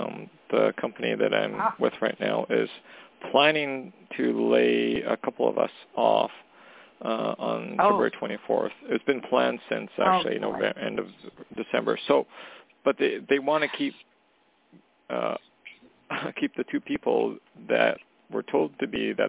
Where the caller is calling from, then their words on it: Canada; calling from Canada.